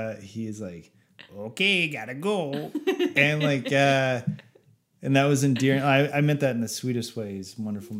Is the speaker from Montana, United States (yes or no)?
yes; Montana, United States; I grew up in Montana, but a lot of my time was spent in Nine Mile in a cabin